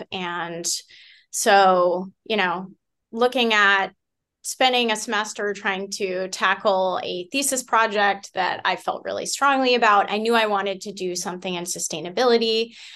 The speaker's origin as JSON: {"language": "English", "town": "Concord", "region": "Massachusetts", "country": "United States", "tie": "born or raised there", "said": "I grew up in the Boston area"}